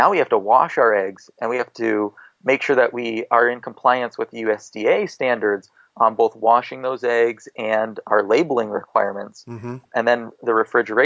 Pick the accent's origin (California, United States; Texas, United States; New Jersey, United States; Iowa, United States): Iowa, United States; me growing up in Iowa